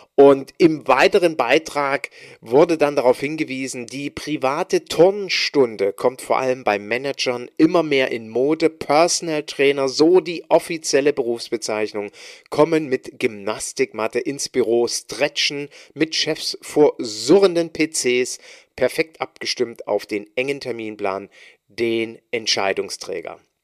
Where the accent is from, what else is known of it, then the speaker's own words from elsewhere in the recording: East Germany, Germany; ich als Ossi, als junger Bursche